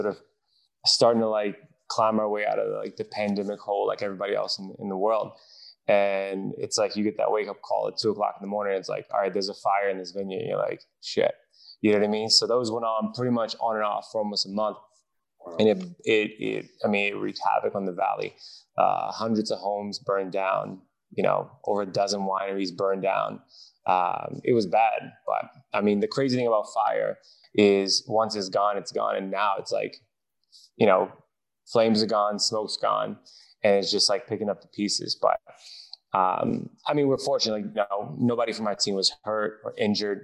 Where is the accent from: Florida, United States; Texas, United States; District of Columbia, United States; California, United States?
District of Columbia, United States; Washington; I was born and raised in DC, more specifically Southeast DC